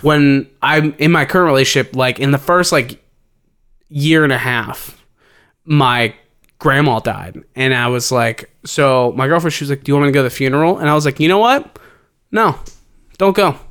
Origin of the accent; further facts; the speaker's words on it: Cincinnati, Ohio, United States; we're from Cincinnati